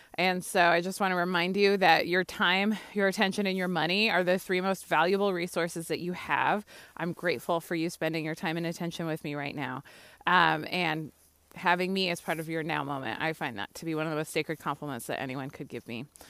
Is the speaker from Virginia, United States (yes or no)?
no; California, United States; moved away as an adult; also born or lived in Philadelphia; I grew up in California, you know what I mean? My first winter, for real, was in Philadelphia. I was twenty-one years old